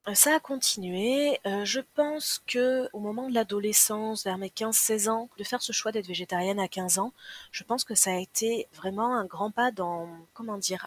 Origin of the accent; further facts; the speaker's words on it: Landes, Nouvelle-Aquitaine, France; moved away as an adult; now in Toulouse, France; J'ai grandi dans les Landes. Je suis à Toulouse depuis un peu plus de 20 ans.